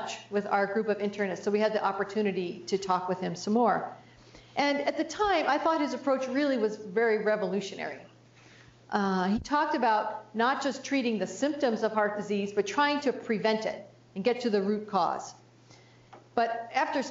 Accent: New Jersey, United States; I grew up in New Jersey, so we had those Jersey tomatoes

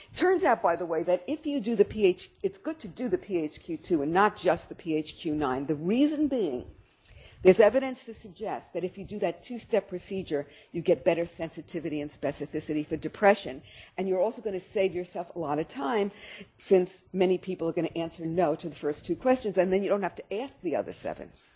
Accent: New York City, New York, United States; I'm a New Yorker and we have to do everything fast

